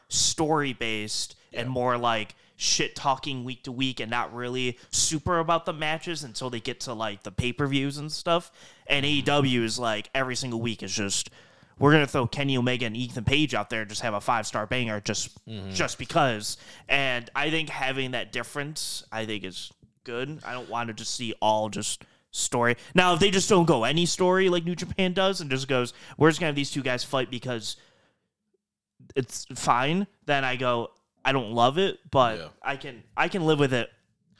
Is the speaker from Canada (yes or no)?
yes; Canada; Oh, we're in Canada. We're both Canadian.